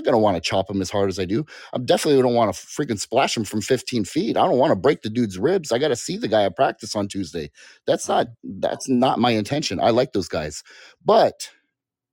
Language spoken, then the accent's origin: English; Hawaii, United States; also born or lived in California; growing up in Hawaii.